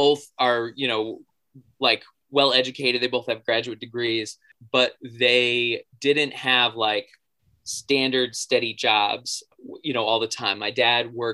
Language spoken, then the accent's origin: English; Boston, Massachusetts, United States; I grew up in the Boston area